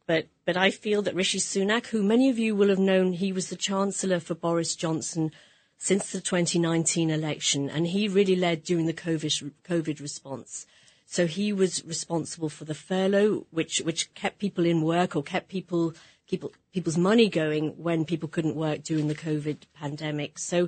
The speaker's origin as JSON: {"language": "English", "region": "England", "country": "United Kingdom", "said": "So I'm an English politician."}